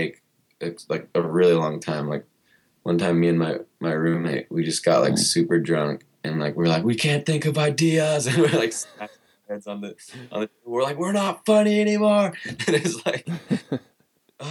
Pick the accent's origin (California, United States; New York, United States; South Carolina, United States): California, United States; Murrieta; also born or lived in Long Beach; now in Los Angeles, United States; that's where I was raised till I was like right out of high school.